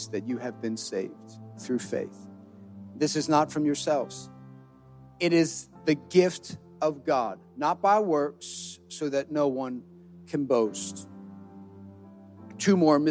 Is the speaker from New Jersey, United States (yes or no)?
yes; New Jersey, United States; we're from New Jersey